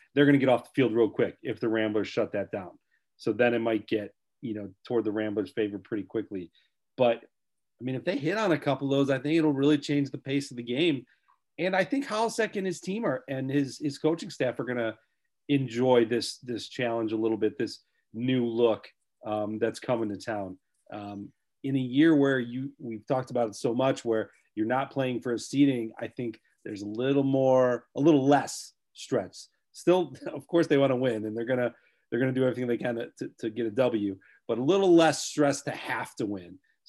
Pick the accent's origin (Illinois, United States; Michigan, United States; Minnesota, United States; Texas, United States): Illinois, United States; the South Suburbs; I'm from the South Suburbs